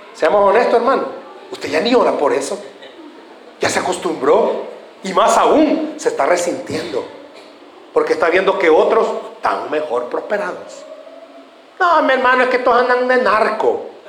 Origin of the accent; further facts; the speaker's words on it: El Salvador; ¿Somos así o no somos así los salvadoreños?